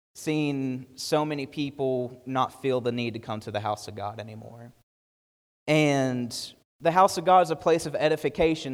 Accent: United States; we, as an American church

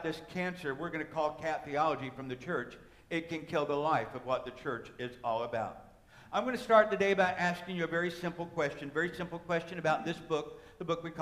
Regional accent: United States; an American Christian

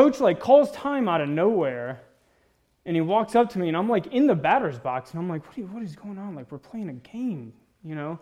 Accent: Mississippi, United States; moved away; I grew up in Mississippi. That's why I talk and look a little funny.

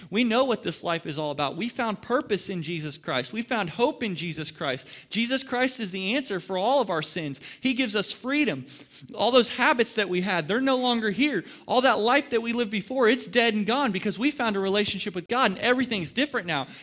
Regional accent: Ohio, United States; now in Dallas, United States; I'm in the Dallas Metroplex, and I'm not from here. I'm from Ohio.

